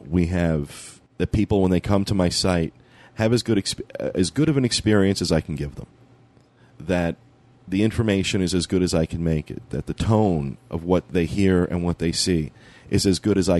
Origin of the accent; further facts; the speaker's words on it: New York, United States; being from the Northeast, being a New Yorker